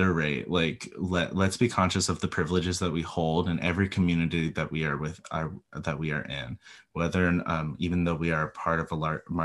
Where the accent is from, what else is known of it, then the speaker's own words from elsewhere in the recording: California, United States; I grew up in California in a very wealthy neighborhood, county